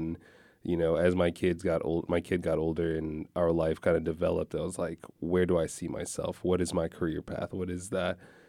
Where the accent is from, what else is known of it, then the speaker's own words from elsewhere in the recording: Virginia, United States; She got a job that we grew up in Virginia.